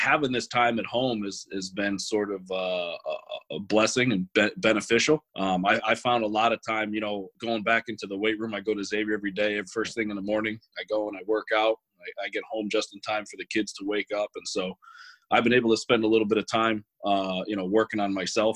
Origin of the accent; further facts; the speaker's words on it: Middletown, United States; I grew up in Middletown. I've been a Middletown guy almost my whole life.